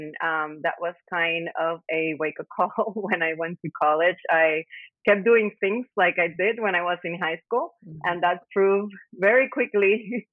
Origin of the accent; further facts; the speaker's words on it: San Juan, Puerto Rico; also born or lived in Bayamón, Puerto Rico; I was born and raised in Puerto Rico